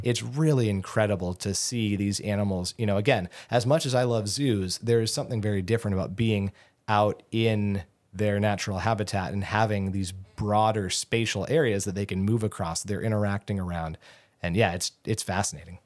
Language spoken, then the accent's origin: English; Southern California, United States; moved away as an adult; also born or lived in Gainesville, Florida; now in Alaska, United States; I grew up in Southern California